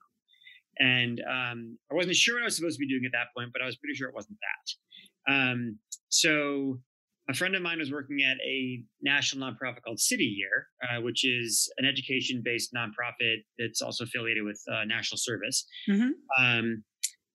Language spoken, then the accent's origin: English; Los Angeles, California, United States; I am a native to Los Angeles, so born and raised here